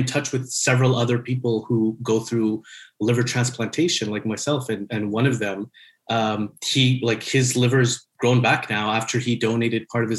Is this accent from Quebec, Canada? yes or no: yes; Montreal, Quebec, Canada; I'm born and raised in Montreal.